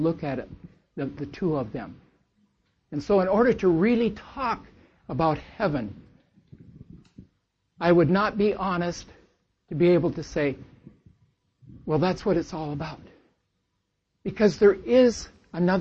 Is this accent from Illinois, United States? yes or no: no; Lynden, Washington, United States; we're from Linden, Washington